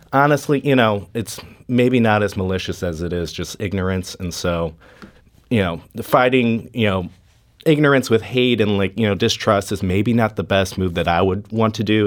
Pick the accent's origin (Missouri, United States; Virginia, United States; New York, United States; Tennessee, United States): Missouri, United States; St. Louis; I want to show off my, my hometown